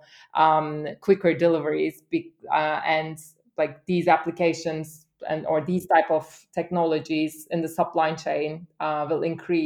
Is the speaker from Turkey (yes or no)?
yes; Istanbul, Turkey; also born or lived in London, United Kingdom / Germany; now in Hamburg, Germany; I'm originally from Istanbul and have studied German and have been living in London for some time